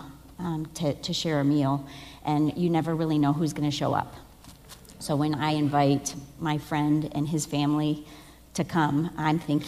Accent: United States; moved away as an adult; now in Mango, Togo; as an American

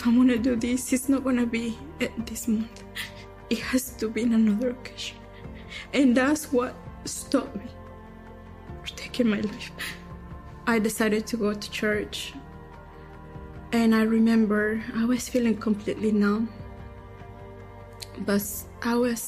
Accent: Durango, Mexico; moved away as an adult; now in United States; I am from Durango, Mexico. I came to this country in 2005

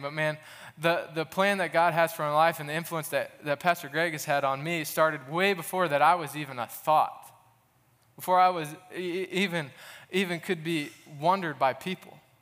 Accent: Goshen, Indiana, United States; now in Muncie, United States; I'm originally from Goshen, Indiana, up north

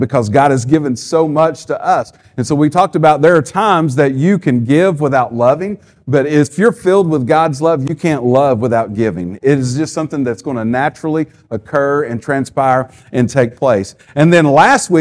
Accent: the South, United States; we're from the South

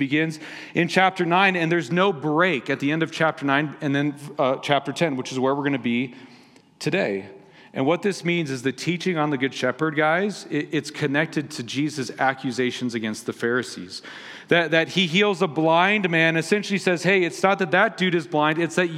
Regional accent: Las Vegas, Nevada, United States; moved away; they're playing in my hometown

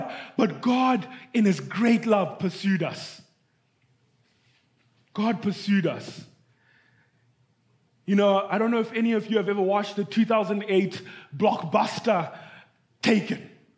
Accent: Zimbabwe; moved away; I'm from Zimbabwe.

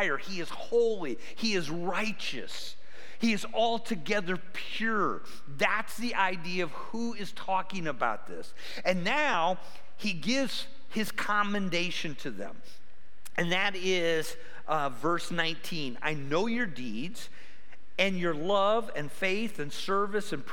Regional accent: Cleveland, Ohio, United States; moved away as an adult; I grew up by Cleveland

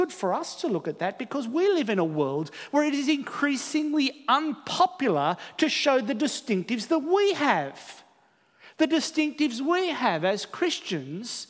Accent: Australia; also born or lived in New Zealand; Here in Australia

